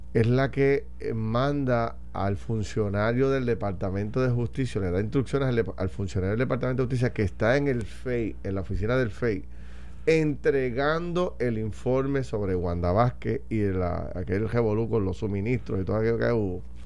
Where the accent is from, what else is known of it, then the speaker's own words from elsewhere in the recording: Puerto Rico; debemos sentirnos como puertorriqueños